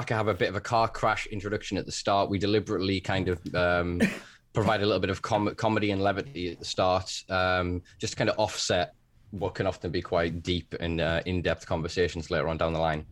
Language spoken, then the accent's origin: English; Northern England, United Kingdom; I'm from Northern England